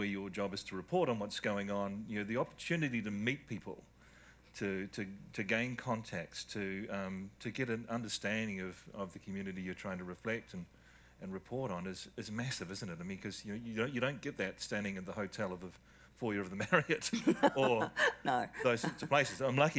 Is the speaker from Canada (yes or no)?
no; New Zealand; I'm a Kiwi, I'm a New Zealander, I live in New Zealand.